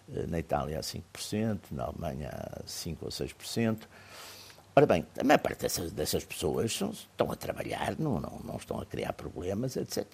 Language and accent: Portuguese; Portugal; eu sou português